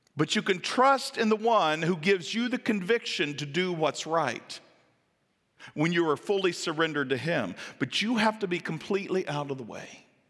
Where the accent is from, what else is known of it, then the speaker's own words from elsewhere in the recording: the South, United States; I'm from the South